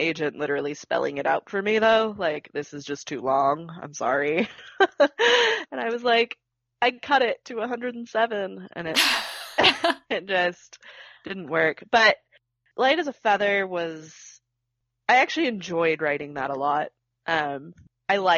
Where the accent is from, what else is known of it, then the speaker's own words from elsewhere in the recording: Orange County, California, United States; I grew up in Orange County